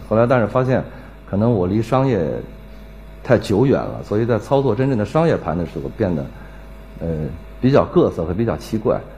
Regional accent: Anhui, China; also born or lived in Nanjing; now in Beijing, China; 我们家就住在安徽省公安厅的旁边，我是安徽人。然后我在南京一直待到九八年

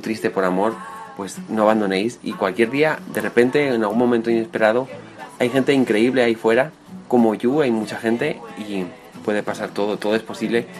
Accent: Navarre, Spain; moved away as an adult; now in Madrid, Spain; nací en un pueblo de Navarra, al norte de España, llevo 7 años viviendo en Madrid

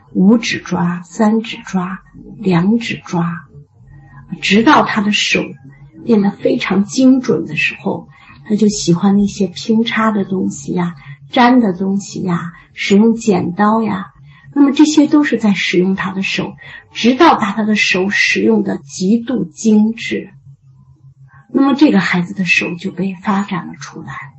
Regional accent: China; 我们中国人

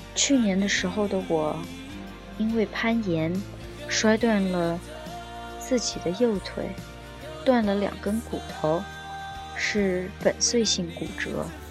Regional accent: China; moved away as an adult; now in United States; 作为一个中国人在美国有种种的签证的问题

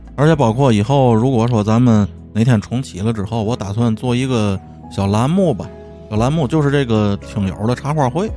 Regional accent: Tianjin, China; 咱天津人

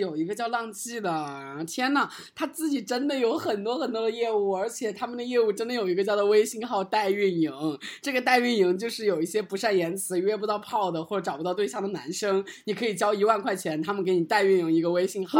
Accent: China; 我们作为一个中国人，在美国要求生存

